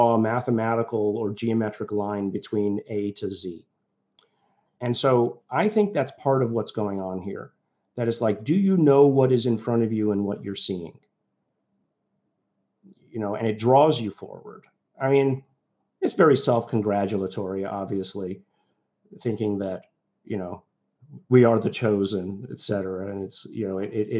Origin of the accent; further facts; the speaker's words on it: Liverpool, North West England, United Kingdom; now in United States; I was born in England, you know, we left because of the conservative nature. I was born in Liverpool